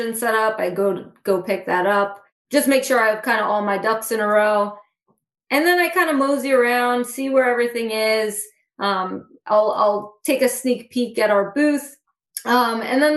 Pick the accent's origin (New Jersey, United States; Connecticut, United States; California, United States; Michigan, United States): New Jersey, United States; Central; I'm actually from Central New Jersey, which is where Rutgers is.